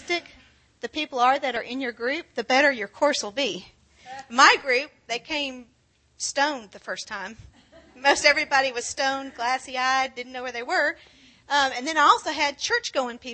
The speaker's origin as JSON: {"language": "English", "town": "Granbury", "region": "Texas", "country": "United States", "tie": "born or raised there", "also_born_or_lived": "Houston", "moved": "as an adult", "said": "We're from Granbury"}